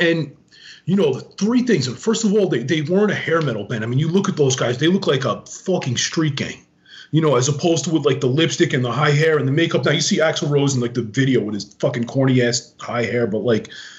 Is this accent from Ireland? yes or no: no; Long Island, New York, United States; I grew up in Long Island